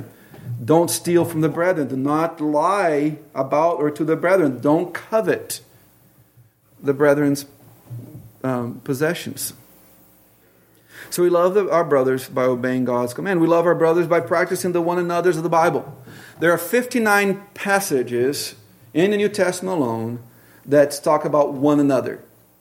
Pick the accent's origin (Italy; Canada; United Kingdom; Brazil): Brazil; moved away as an adult; also born or lived in Tacoma, Washington; now in Pacific Northwest, United States; the culture I grew up in Brazil